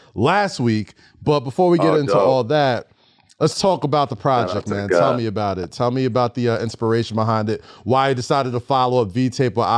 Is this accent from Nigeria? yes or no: yes; Nigeria; I'm Nigerian